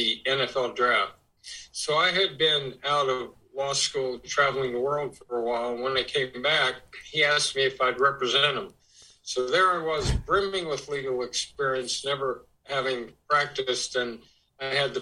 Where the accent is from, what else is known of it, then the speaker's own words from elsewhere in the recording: Los Angeles, California, United States; I grew up in Los Angeles, went a year to UCLA and then to UC Berkeley